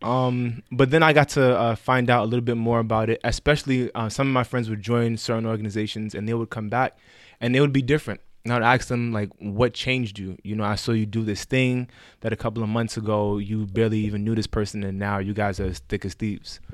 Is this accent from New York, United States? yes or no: yes; New York City, New York, United States; I'm from the Bronx, twenty-six years old